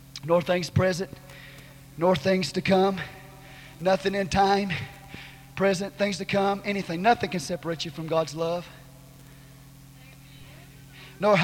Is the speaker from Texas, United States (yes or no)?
yes; Texas, United States; I'm a Texan